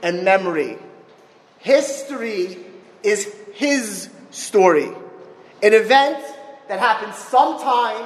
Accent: Miami Beach, Florida, United States; moved away; also born or lived in Philadelphia; I grew up in Miami Beach

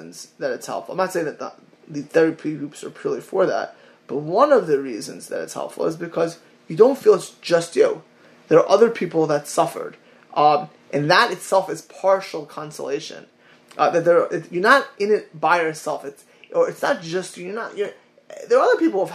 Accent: Miami Beach, Florida, United States; Miami Beach, Florida, my hometown

